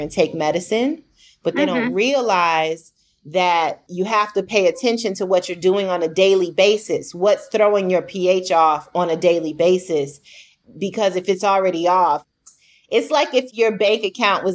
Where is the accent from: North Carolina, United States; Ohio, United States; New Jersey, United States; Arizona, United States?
Arizona, United States; Phoenix; also born or lived in Virginia / DMV area; I grew up in Phoenix, North Phoenix